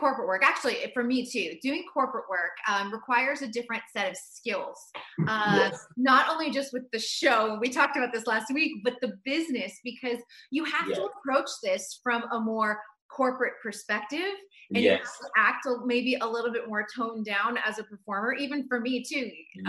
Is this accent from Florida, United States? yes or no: no; Boston, Massachusetts, United States; Being from Boston, you have to love …. It's like, you know, it's our DNA.